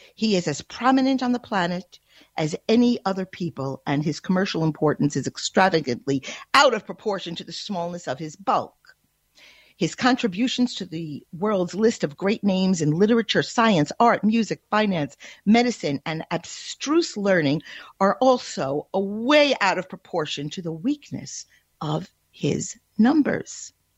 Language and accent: English; United States; As an American